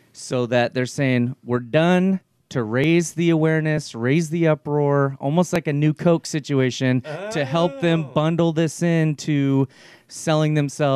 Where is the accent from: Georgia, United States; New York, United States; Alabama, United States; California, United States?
California, United States; Burbank; I'm from Burbank.